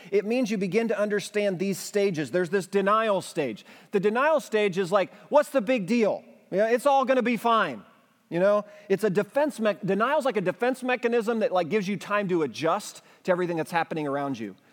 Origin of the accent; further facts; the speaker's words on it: United States; as an English-speaking American